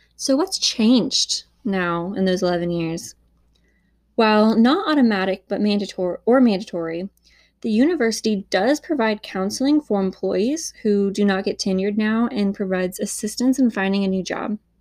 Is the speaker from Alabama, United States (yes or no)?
yes; Huntsville, Alabama, United States; this happened in my hometown